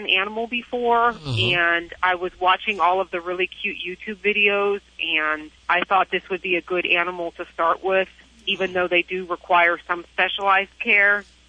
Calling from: McLean, Virginia, United States; Fine. I'm calling from Virginia.

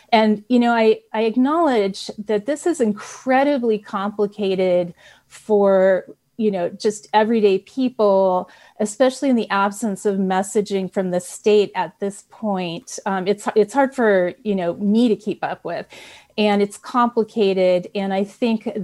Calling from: Napa, California, United States; Yeah, I'm … from Napa

